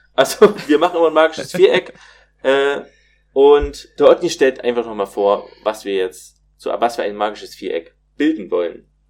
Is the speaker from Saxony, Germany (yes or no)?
yes; Plauen, Saxony, Germany; ich komme ja aus Plauen, das liegt in Sachsen